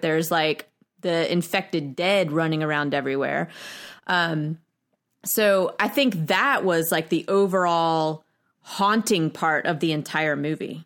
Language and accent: English; United States; We're from United States